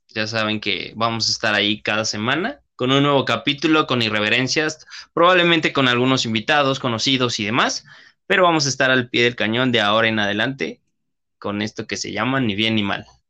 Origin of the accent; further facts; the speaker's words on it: Mexico; mexicanos que somos